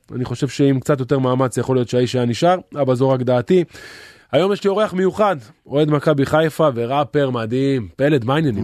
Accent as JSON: {"language": "Hebrew", "town": "Haifa", "region": "Haifa District", "country": "Israel", "tie": "born or raised there", "said": "אני גדלתי בקריית אליעזר"}